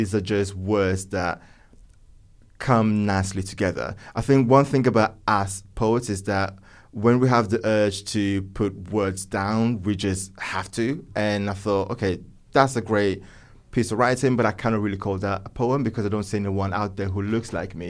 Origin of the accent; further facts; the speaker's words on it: northern Italy, Italy; I was born and raised in Northern Italy, where everything around me was poetry, literature, architecture, the arts.